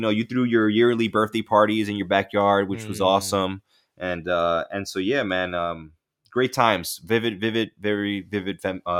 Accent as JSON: {"language": "English", "town": "Bronx", "region": "New York", "country": "United States", "said": "They can't believe that I came from the Soundview section of the Bronx and that I lived in the hood"}